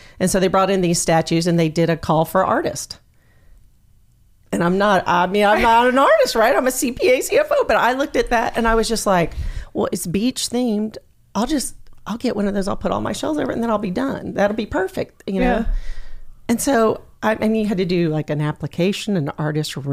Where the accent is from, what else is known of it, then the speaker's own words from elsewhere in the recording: Southwest Florida, United States; I am born and raised in Southwest Florida